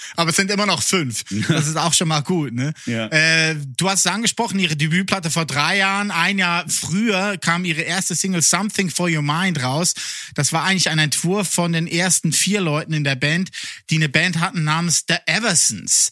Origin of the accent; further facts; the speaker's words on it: Lucerne, Switzerland; first language Swiss German; German is a second language; in der Innerschweiz, da wo ich herkomme, Luzern